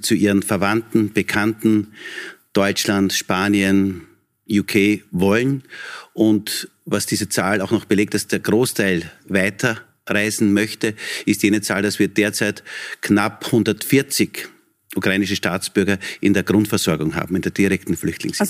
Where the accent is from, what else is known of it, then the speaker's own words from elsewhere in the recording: Texingtal, Lower Austria, Austria; Bürgermeister in meiner Heimatgemeinde mhm. in Niederösterreich, in Texingtal